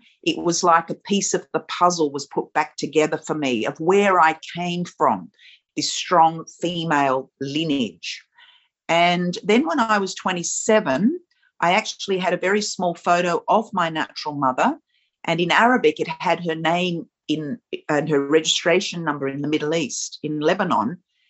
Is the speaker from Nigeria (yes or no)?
no; Australia; being a woman of color, being a woman of, you know, Middle Eastern origin, growing up in Australia